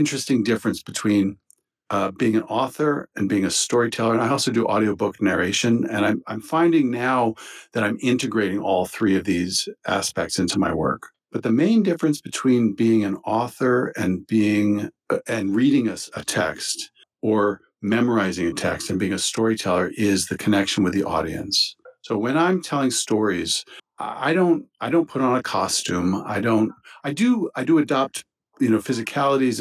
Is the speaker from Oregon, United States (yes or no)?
no; Maryland, United States; now in Rhode Island, United States; I grew up in Maryland and had moved to Rhode Island